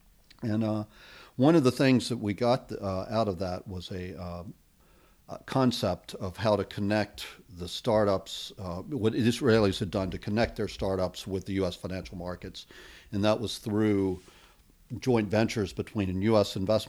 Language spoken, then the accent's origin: English; United States; moved away as an adult; also born or lived in Chapel Hill, North Carolina; now in Helsinki, Finland; I'm originally from the United States and came to Finland in 1996 to run a research institute connected to the Helsinki School of Economics. Actually, originally came here in 90 and 91 to get my MBA.